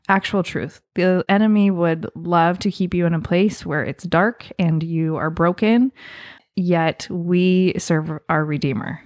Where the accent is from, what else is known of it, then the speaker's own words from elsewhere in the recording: Southern Oregon, United States; as a kid growing up, we, growing up in Southern Oregon